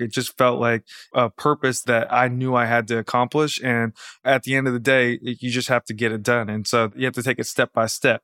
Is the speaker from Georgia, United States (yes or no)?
yes; outside of Atlanta, Georgia, United States; moved away; I grew up right outside of Atlanta, Georgia